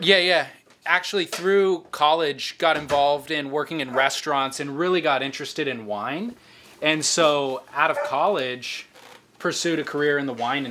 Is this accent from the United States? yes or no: yes; Orange County, California, United States; I am 32, and I grew up surfing in Orange County.